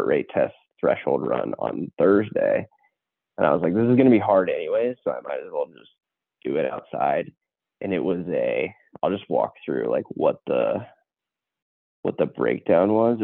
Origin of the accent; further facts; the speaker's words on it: Hamilton, Ohio, United States; I'm from like the Hamilton, Ohio area